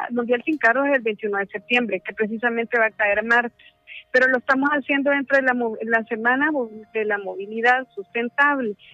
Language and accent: Spanish; El Salvador; Hola, ¿qué tal? Eh, soy de de El Salvador.